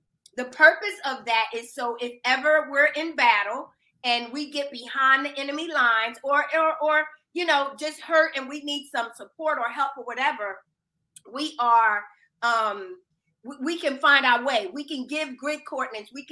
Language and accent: English; Philadelphia, Pennsylvania, United States; I'm originally from Philadelphia, Pennsylvania. I'm inner city.